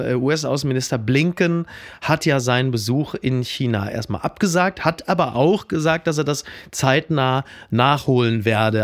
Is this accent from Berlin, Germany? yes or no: no; Ruhr area, North Rhine-Westphalia, Germany; ich komme aus dem Ruhrgebiet, da heißt natürlich Ballon